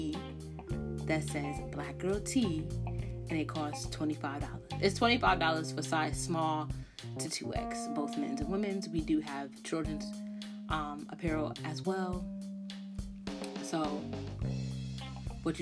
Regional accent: Connecticut, United States; I'm from Connecticut

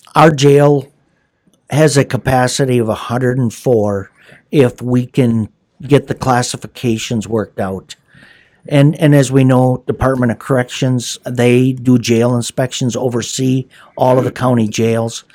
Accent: Hayward, Wisconsin, United States; I, uh, was born and raised in Hayward

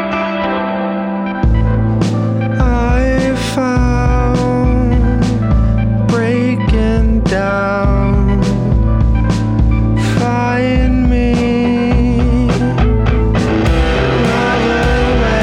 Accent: Morgantown, West Virginia, United States; I was born in Morgantown, West Virginia.

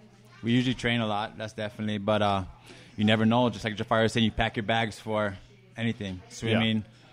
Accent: Hawaii, United States; moved away as an adult; now in Albuquerque, United States; I'm from Hawaii originally.

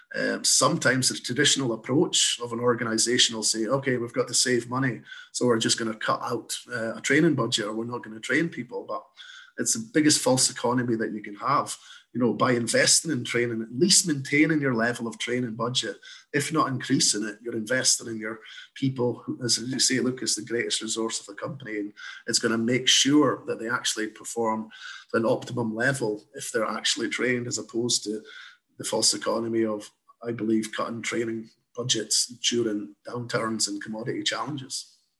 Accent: Scotland, United Kingdom; moved away as an adult; now in Canada; I've got a slight accent. So, uh, I'm originally from Scotland, moved across to Canada in 2013 to set up Electra here.

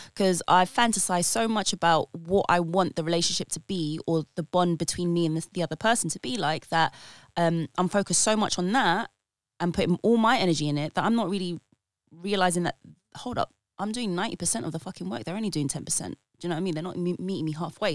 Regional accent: United Kingdom; I am a British born Filipina

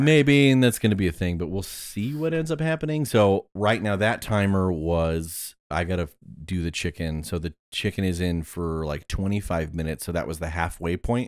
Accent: Ohio, United States; also born or lived in California; I was born in California and then moved to Hebrew for about eighteen months and then moved to Ohio

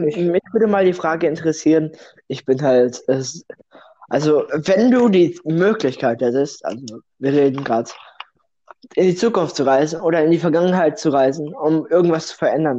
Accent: Russia; now in Germany; ich bin kein Deutscher. Das hört man vielleicht nicht am Akzent, da ich perfekt fließend Deutsch spreche

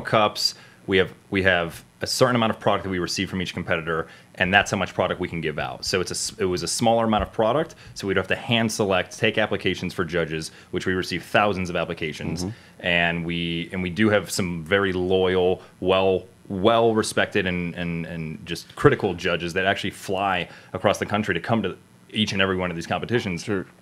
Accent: South Florida, United States; moved away; also born or lived in Cleveland, Ohio / New York City / Los Angeles; I'm born and raised in South Florida, then moved to middle of nowhere Cleveland, Ohio

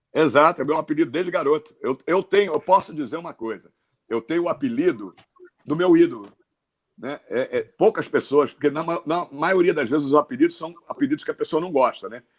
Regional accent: Pelotas, Rio Grande do Sul, Brazil; Eu sou de Pelotas

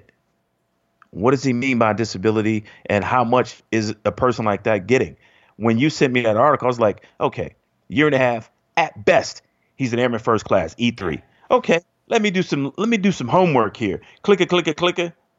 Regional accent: Chicago, Illinois, United States; moved away as an adult; I grew up in Chicago

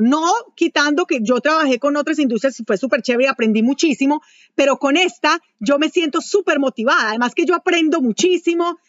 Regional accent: Manizales, Caldas, Colombia; moved away as an adult; also born or lived in Venezuela; fui gerente internacional de ventas para una compañía de Colombia, de Manizales, donde yo nací. Em, después de eso me trasladaron a Venezuela, por eso yo soy colombiana

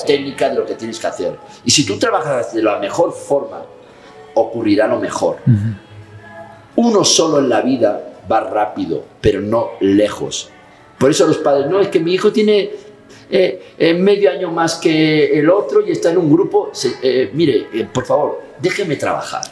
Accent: Catalonia, Spain; si soy catalán

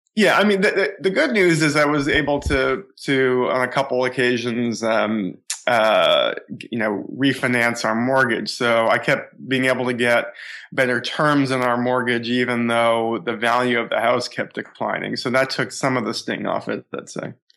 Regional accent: Boston, Massachusetts, United States; I grew up in in the Boston area, suburban Boston

